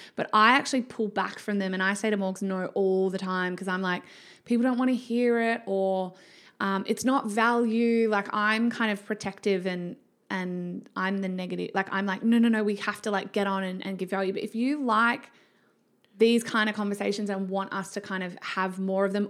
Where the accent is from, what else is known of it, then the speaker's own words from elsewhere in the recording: Victoria, Australia; moved away; also born or lived in Canberra / Western Australia; I was raised in Victoria